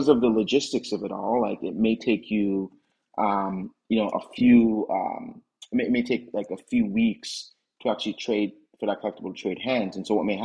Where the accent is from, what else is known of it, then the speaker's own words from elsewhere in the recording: Jamaica; I grew up playing cricket in Jamaica